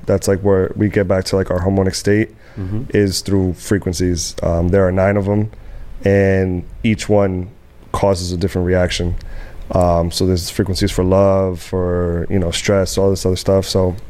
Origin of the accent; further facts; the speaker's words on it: Dominican Republic; I'm from Dominican Republic, so that's mm-hmm. what we fucking grew up on. But in my family, old school Dominican